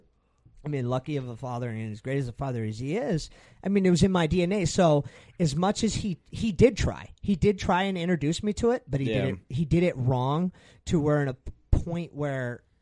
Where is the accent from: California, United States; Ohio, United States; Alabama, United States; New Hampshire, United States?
New Hampshire, United States; Exeter; also born or lived in Stratham, New Hampshire; My mother and I, we moved from Stratham to New Hampshire.